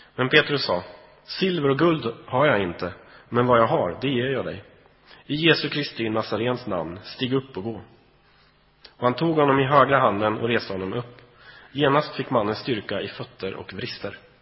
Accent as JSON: {"language": "Swedish", "country": "Sweden", "said": "vi är ju svenskar"}